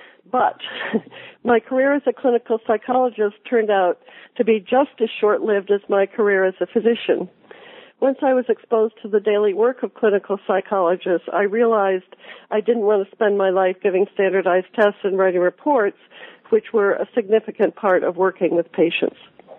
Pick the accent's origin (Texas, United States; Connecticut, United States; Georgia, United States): Connecticut, United States; Hartford; I was born in Hartford, Connecticut, and I grew up in the Hartford area.